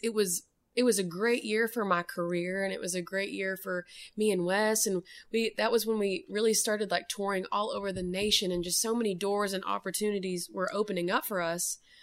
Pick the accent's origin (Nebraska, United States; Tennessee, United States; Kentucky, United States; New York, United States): Tennessee, United States; Maryville; moved away as an adult; now in Nashville, United States; we are both from Maryville